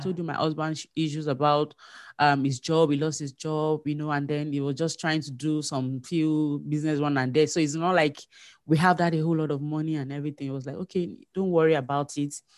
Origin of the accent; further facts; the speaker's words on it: Nigeria; moved away as an adult; now in Manitoba, Canada; I'm a Nigerian